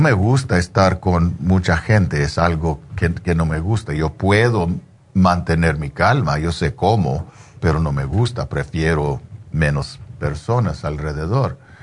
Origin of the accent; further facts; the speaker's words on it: United States; yo soy de aquí, yo, yo, yo, ah, soy chicano